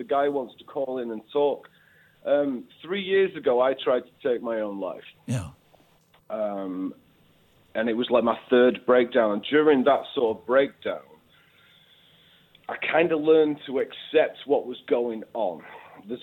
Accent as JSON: {"language": "English", "region": "the north of England", "country": "United Kingdom", "accent": "northern", "said": "I am northern."}